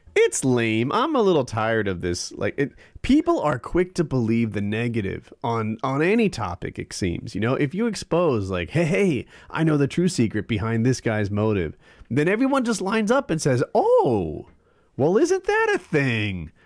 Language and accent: English; New Jersey, United States; moved away; I grew up in Jersey